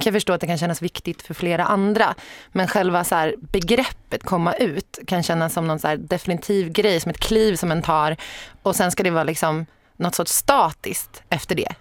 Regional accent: Sorunda, Stockholm County, Sweden; Jag är född och uppvuxen i Sorunda som är ett litet samhälle typ fem och en halv mil söder om Stockholm

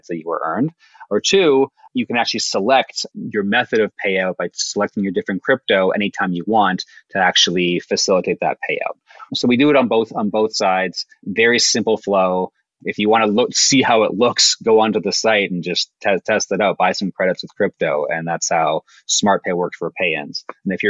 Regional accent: Canada; we're Canadian too

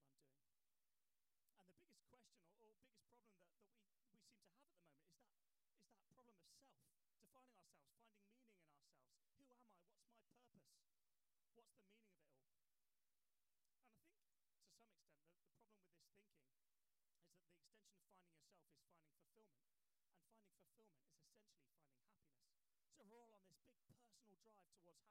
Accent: England, United Kingdom; I might even introduce myself as English

